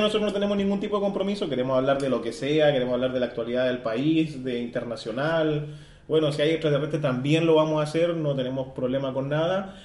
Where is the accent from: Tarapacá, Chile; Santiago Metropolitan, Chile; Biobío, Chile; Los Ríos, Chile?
Tarapacá, Chile; Iquique; especialmente nosotros somos de Iquique